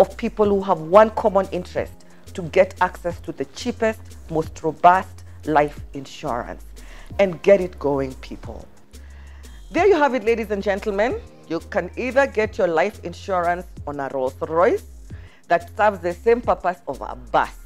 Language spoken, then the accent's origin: English; Kenya; I am a Kenyan.